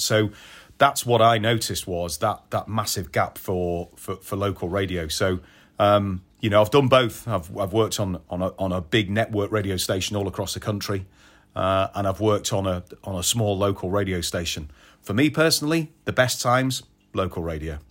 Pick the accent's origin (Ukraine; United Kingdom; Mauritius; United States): United Kingdom; Audley, West Midlands; I'm from Stoke, from a little village called Audley, which is near Old Sager, which is, uh, junction nineteen off the M six. Uh, born and bred there